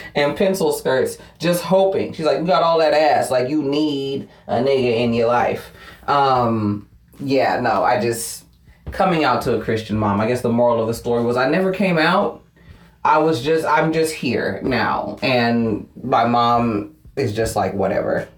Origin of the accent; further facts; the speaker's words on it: Fairfield, California, United States; I was born and raised in Fairfield, California. It's a suburb of the Bay Area